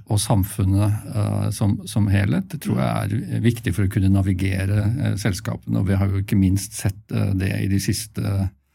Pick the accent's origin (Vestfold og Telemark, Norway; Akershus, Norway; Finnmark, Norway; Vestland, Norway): Akershus, Norway; Asker; moved away as an adult; also born or lived in Bergen; i Asker, så var jeg, der jeg vokste opp